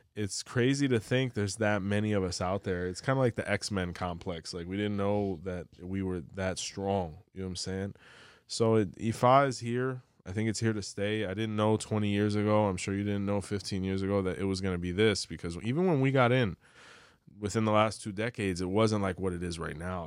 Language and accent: English; Miami, Florida, United States; also born or lived in Cuba; I'm from Miami